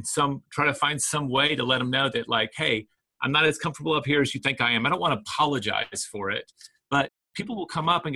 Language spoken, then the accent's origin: English; the South, United States; now in Austin, United States; For a Southerner, right, all of my family already thought I was from the North